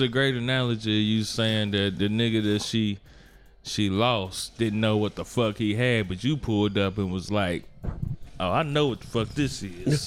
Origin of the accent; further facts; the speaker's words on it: Gary, Indiana, United States; I'm from Gary